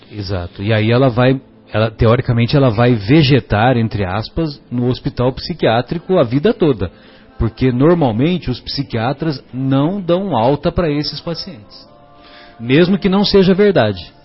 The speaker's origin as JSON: {"language": "Portuguese", "town": "São José do Rio Pardo", "region": "São Paulo", "country": "Brazil", "said": "lá na, na minha cidade, né, São José do Rio Pardo"}